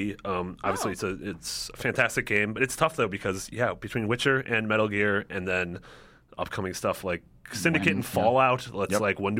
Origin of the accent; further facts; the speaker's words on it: Midwest, United States; I'm from the Midwest.